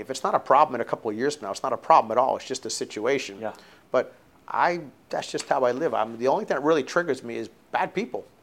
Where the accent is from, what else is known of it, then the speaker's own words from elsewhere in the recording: South Florida, United States; growing up in South Florida was really great